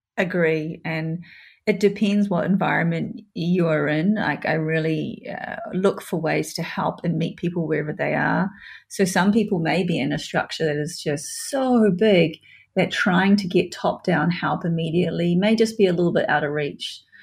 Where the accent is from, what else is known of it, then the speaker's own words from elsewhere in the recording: New Zealand; New Zealand, my home country